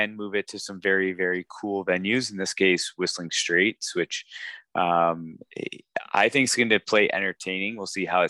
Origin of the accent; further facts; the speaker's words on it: Canada; me being Canadian